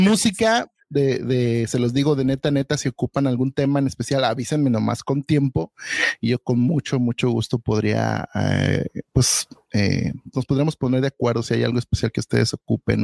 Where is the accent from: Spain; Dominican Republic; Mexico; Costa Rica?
Mexico; Guadalajara, Jalisco; now in United States; yo soy de Guadalajara